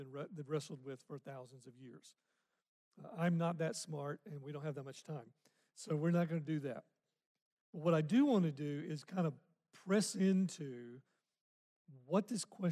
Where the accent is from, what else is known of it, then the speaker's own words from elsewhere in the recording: Arkansas, United States; I grew up in Arkansas